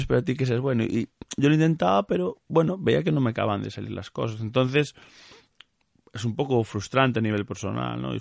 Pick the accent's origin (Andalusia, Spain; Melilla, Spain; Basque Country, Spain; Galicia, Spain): Galicia, Spain